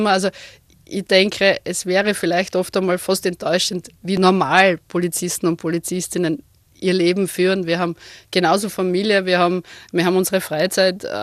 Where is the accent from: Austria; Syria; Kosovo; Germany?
Austria; Krems, Lower Austria; Also ich bin gebürtige Kremserin, also ich komme aus der Wachau, also es ist nicht ganz so klassisch flaches Niederösterreich, sondern wir haben zumindest das schöne Donautal.